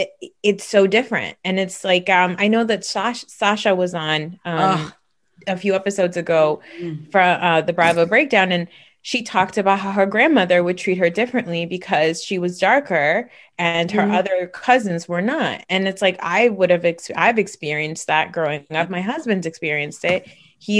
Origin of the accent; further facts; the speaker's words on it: Pakistan; and I'm Pakistani. And so it's closer to North India. We're considered lighter skinned people